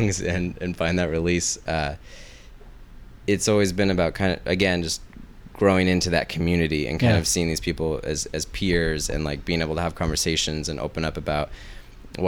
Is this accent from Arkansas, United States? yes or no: no; Mendocino County, Northern California, United States; Up in Northern California, up along the coast, Mendocino County.